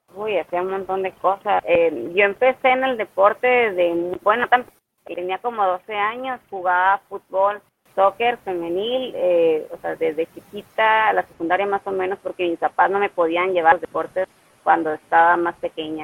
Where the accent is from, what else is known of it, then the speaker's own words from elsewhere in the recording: Ciudad Obregón, Sonora, Mexico; Soy de Ciudad Obregón, Sonora